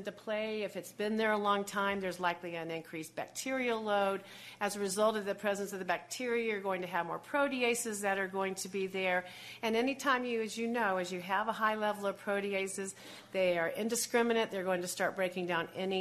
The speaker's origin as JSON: {"language": "English", "town": "Buffalo", "region": "New York", "country": "United States", "said": "I hail from Buffalo, New York."}